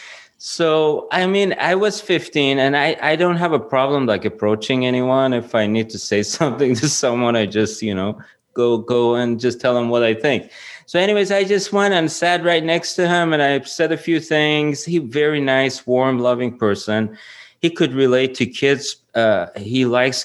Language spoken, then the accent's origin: English; Iran; moved away; I'm from Iran.